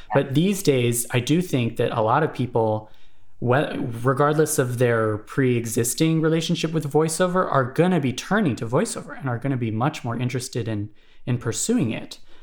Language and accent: English; Honolulu, Hawaii, United States; I'm from Honolulu, Hawaii, actually